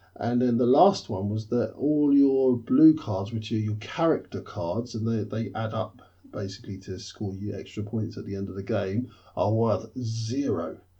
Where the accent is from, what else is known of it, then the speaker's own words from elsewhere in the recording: London, United Kingdom; as a Londoner, born and bred.